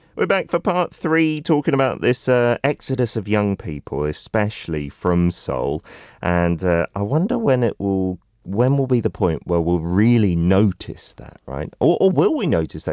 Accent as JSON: {"language": "English", "region": "London", "country": "United Kingdom", "also_born_or_lived": "South Korea", "moved": "yes", "said": "When I was a kid, I, I was coming from London"}